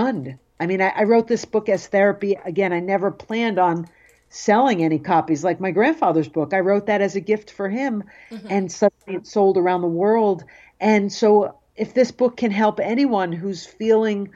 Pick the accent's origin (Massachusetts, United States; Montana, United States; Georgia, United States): Massachusetts, United States; Cape Cod; growing up on Cape Cod, I was also fearful of people knowing I was Jewish.